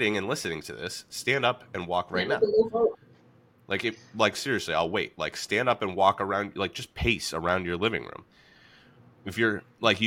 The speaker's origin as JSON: {"language": "English", "town": "Atlanta", "region": "Georgia", "country": "United States", "tie": "born or raised there", "moved": "yes", "said": "I grew up in Atlanta, so I didn't play candlepin until I came up here"}